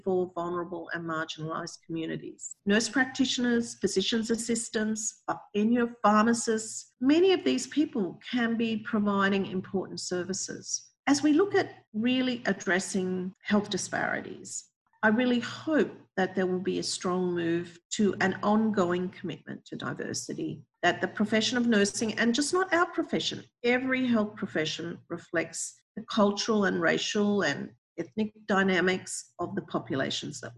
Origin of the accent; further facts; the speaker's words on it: Australia; now in United States; my home country, Australia